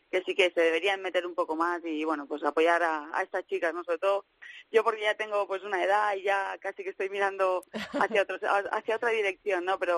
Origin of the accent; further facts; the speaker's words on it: Teruel, Aragon, Spain; now in Málaga, Spain; yo soy una enamorada de Teruel, de mi tierra